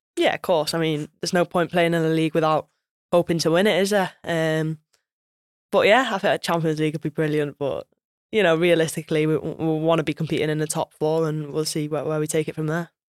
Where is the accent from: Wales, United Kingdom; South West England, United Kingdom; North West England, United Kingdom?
Wales, United Kingdom; I'm Welsh through and through as well